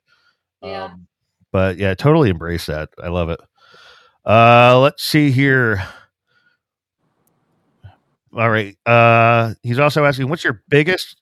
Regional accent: New Jersey, United States; moved away; also born or lived in New Brunswick, New Jersey; I was born in New Brunswick, New Jersey, and I was raised there.

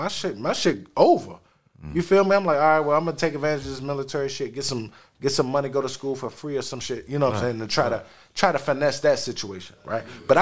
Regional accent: Silver Spring, Maryland, United States; And I'm coming from Silver Spring all the way down Tallahassee.

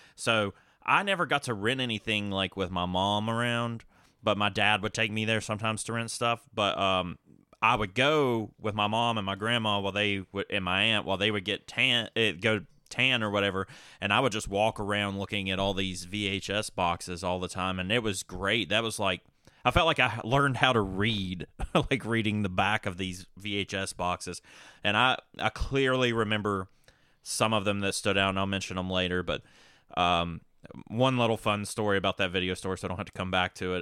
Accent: Hillsville, Virginia, United States; also born or lived in Galax, Virginia; I was born in Galax, Virginia, grew up in Hillsville, Virginia

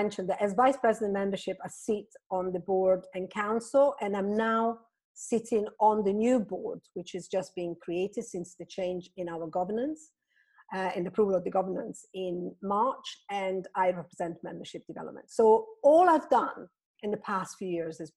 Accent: Italy; moved away as an adult; also born or lived in Florence; now in Nottingham, United Kingdom; I was born in Italy. I studied architecture in Florence

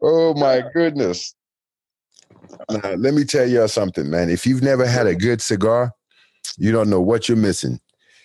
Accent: United States; also born or lived in Nigeria; I grew up in America and, you know, since I was 10 years old

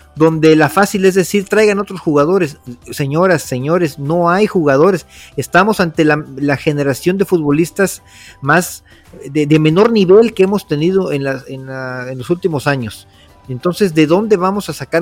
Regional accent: Veracruz, Mexico; somos de Veracruz

